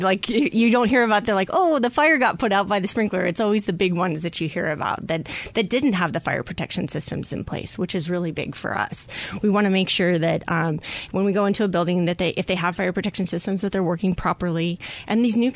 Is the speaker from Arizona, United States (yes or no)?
yes; the Valley, Arizona, United States; I grew up in the Valley, and I'm just happy to be a part of a department that I, you know, serves the community that I grew up